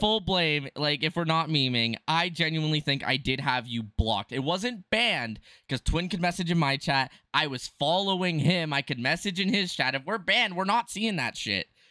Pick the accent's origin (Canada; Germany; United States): Canada; I'm Canadian